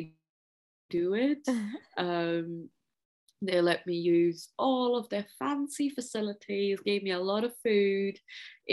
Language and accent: English; Maharashtra, India; first language Marathi; English is a second language; moved away; I come from the state of Maharashtra originally, and the community, like my mother tongue is Marathi